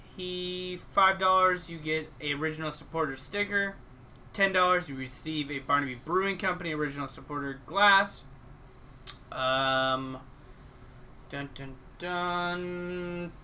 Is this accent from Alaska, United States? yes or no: yes; Alaska, United States; my home state, Alaska